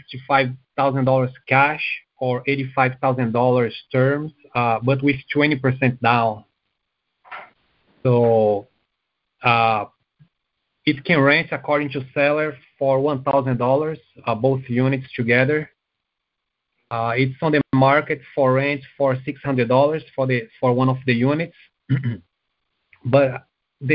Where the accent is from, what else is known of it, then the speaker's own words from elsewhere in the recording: Canada; I'm actually from Canada